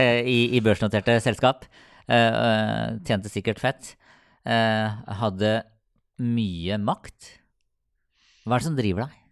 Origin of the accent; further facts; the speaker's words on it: Sarpsborg, Østfold, Norway; jeg er fra Sarpsborg